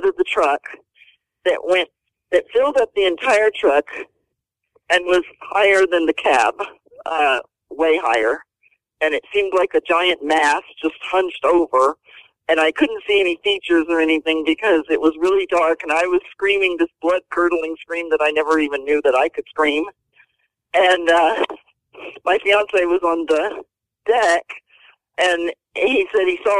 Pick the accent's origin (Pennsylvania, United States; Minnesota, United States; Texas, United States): Texas, United States; Houston; also born or lived in Lufkin, Texas; I grew up in Houston. I was a rodeo cowgirl